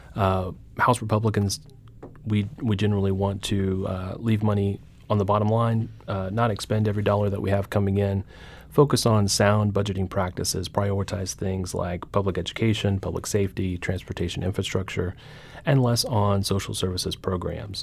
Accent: Carthage, Missouri, United States; my hometown of Carthage

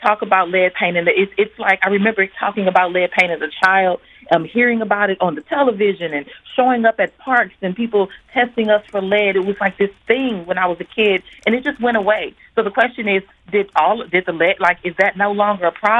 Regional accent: St. Louis, Missouri, United States; as a black woman growing up in St. Louis

